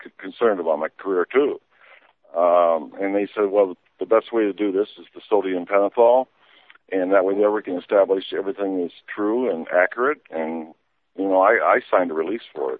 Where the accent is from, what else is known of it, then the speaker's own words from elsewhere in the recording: Illinois, United States; we're both from Illinois. We got the same accent